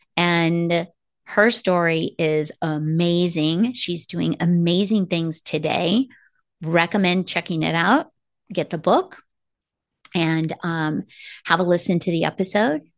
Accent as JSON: {"language": "English", "town": "Kansas City", "country": "United States", "moved": "as an adult", "lives_now": "Arizona, United States", "said": "I am from Kansas City"}